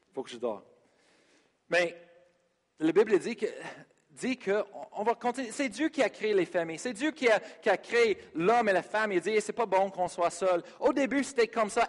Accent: United States; French is a second language; moved away as an adult; now in Sherbrooke, Canada; Je suis américain

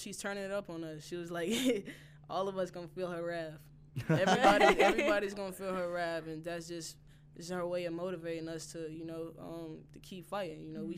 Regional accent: Mississippi, United States; I'm from Mississippi. Mm-hmm. I'm from a small town.

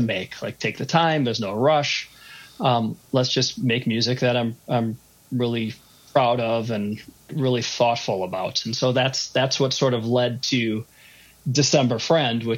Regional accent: Minneapolis, Minnesota, United States; I'm from Minneapolis. I grew up in Minneapolis, went to school outside of Minneapolis and lived around a little bit and came home.

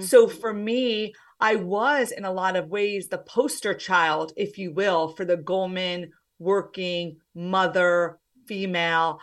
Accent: New Jersey, United States; also born or lived in Pennsylvania; I am from the States. I'm from New Jersey

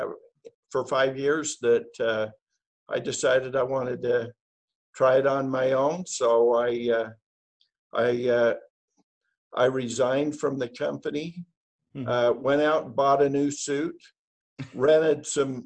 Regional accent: Idaho, United States; moved away as an adult; now in Utah, United States; I'm from originally from Idaho

